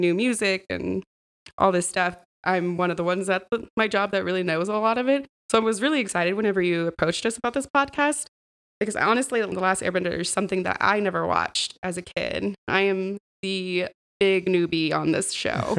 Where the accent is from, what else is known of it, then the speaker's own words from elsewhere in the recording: Austin, Texas, United States; from Austin originally